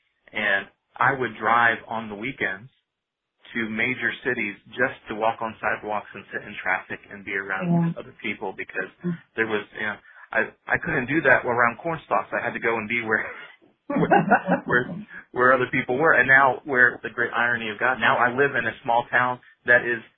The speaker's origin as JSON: {"language": "English", "region": "Virginia", "country": "United States", "tie": "born or raised there", "also_born_or_lived": "Long Island", "said": "I was born in West Virginia and then moved right outside New York City on Long Island for a few years before kind of settling down in Northern Virginia right outside Washington, D.C."}